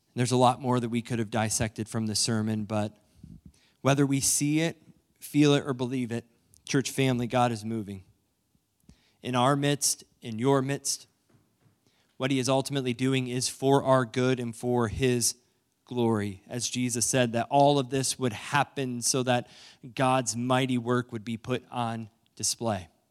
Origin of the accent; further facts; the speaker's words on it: New London, Ohio, United States; moved away; my hometown of New London, Ohio